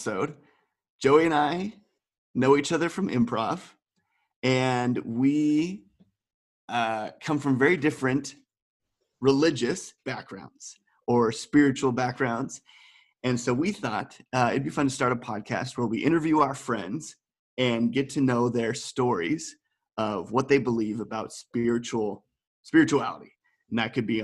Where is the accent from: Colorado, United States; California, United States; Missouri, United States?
Colorado, United States; moved away as an adult; now in Amsterdam, Netherlands; From America, and specifically from Colorado, which is really where I feel a strong identity